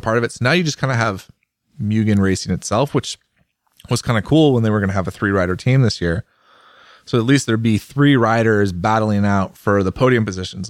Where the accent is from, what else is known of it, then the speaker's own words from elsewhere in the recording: United States; as an American